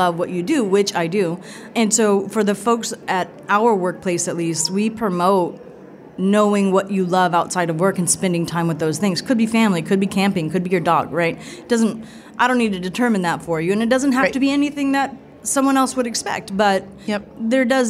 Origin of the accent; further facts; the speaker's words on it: Fresno, California, United States; also born or lived in Toledo, Ohio; my hometown, which is in Fresno, California.